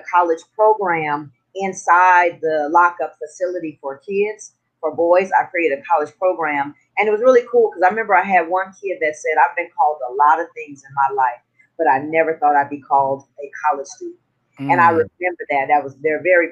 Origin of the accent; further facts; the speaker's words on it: Southern California, United States; moved away as an adult; also born or lived in Los Angeles; now in Puerto Rico; So I'm from Southern California. So I'm born and raised in Southern California